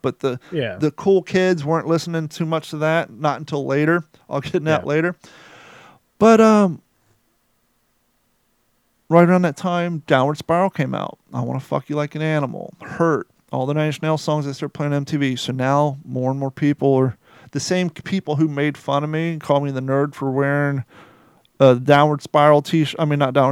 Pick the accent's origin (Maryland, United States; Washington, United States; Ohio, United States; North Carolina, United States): Ohio, United States; also born or lived in Kentucky; growing up in Ohio around a mixture of people